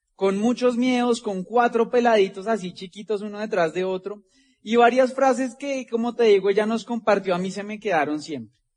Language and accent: Spanish; Bogotá, Colombia; de acá venimos nosotros de Ciudad Bolívar, como le digo, de ahí llegaron mis abuelos cuando llegaron del campo. Ahí se conocieron mis papás.